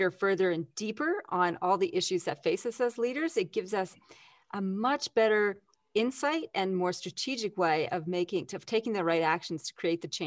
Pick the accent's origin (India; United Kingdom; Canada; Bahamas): Canada; now in Australia; That's because I'm Canadian originally.